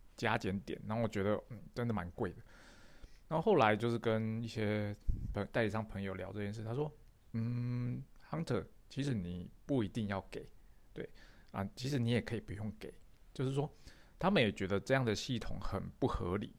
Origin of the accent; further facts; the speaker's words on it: Taiwan; 我是台湾的